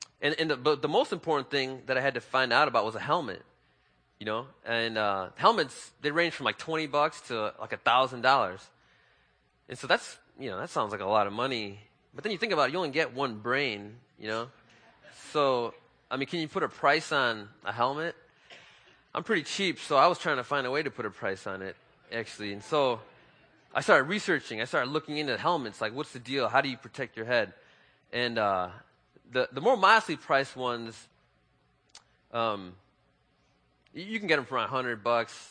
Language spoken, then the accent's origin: English; Chicago, Illinois, United States; I was born and raised in Chicago